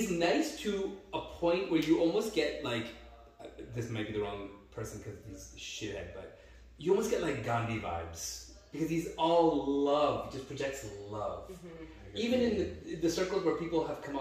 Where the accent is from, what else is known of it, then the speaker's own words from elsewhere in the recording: Canada; even as a Canadian